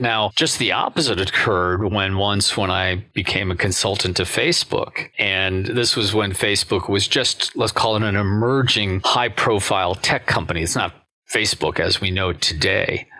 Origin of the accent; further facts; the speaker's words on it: United States; as an American